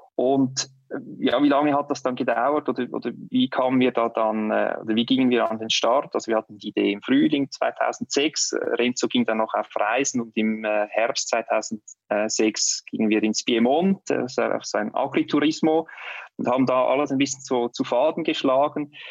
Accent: Switzerland; bei uns in der Schweiz

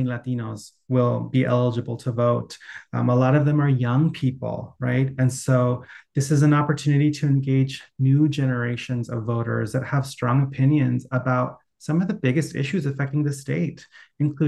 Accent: Anaheim, California, United States; I grew up in Anaheim

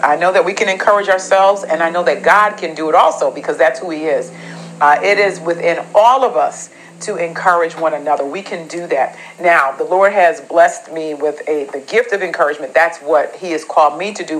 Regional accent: New England, United States; I'm from New England, so you know we get we get pretty brutal winters

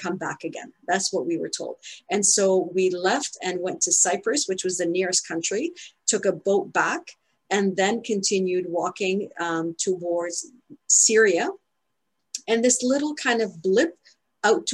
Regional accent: Ottawa, Ontario, Canada; moved away as an adult; also born or lived in Spain; now we've come back to live in my hometown, which is Ottawa

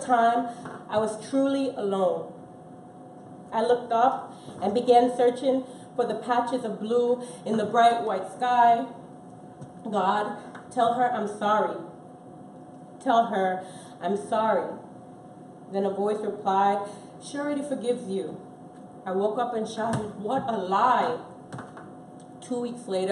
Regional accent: Jamaica; now in United States; I am Jamaican, almost American, and still belong to none

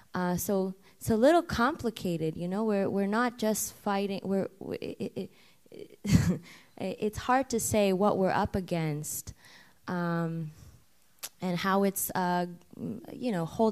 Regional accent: India; I'm Indian.

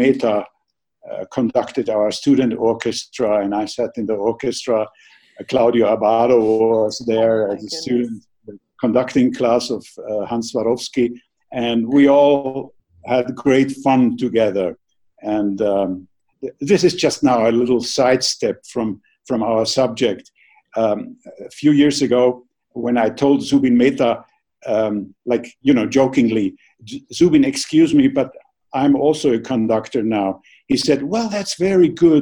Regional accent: Vienna, Austria; when I grew up in Vienna.

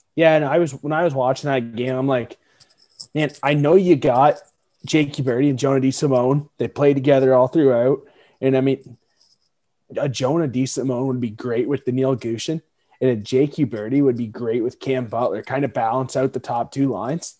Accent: Canada; we're Canadian

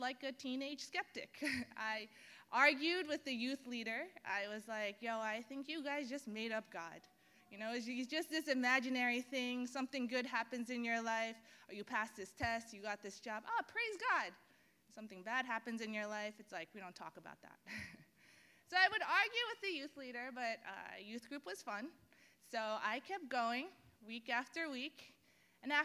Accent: New York City, New York, United States; I was born and raised right here in Bay Ridge, Brooklyn

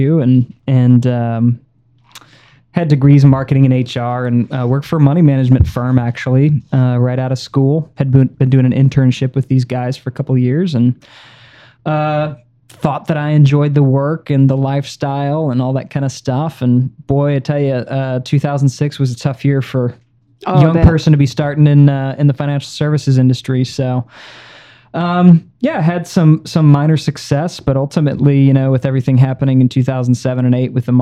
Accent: St. Louis, Missouri, United States; also born or lived in Nashua, New Hampshire; I was born in Nashua, New Hampshire, of all places, but lived most of my life in St. Louis

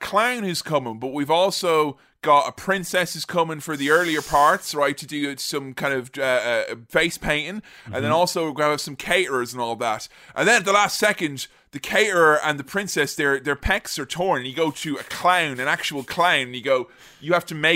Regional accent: Ireland; I'm Irish.

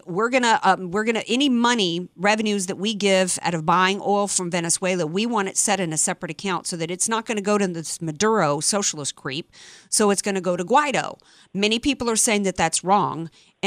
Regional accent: Slidell, Louisiana, United States; now in San Diego, United States; I'm from Slidell, went to Slidell High. That's almost twice the number of residents in my little town, Slidell, Louisiana

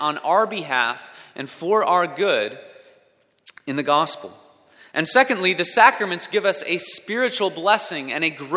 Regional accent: Minnesota, United States; moved away; When I was in elementary school, I grew up in Minnesota

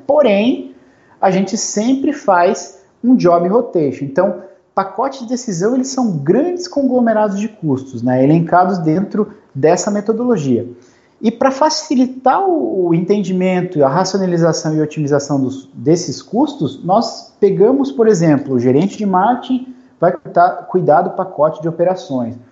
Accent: Curitiba, Paraná, Brazil; now in Joinville, Brazil; eu sou curitibano, moro aqui em Joinville, Santa Catarina

